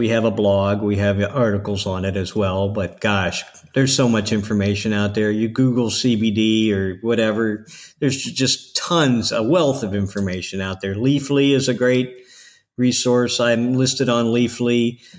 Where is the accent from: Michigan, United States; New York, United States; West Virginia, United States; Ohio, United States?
Ohio, United States; now in Florida, United States; I'm from Ohio. No. So, you know, I know what the winters are like, so I don't miss them at all.